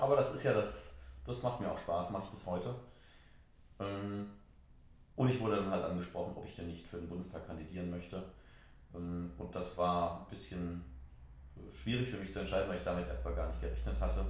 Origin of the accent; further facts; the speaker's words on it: Haagsheim, Rhineland-Palatinate, Germany; in meinem Heimatort in Haagsheim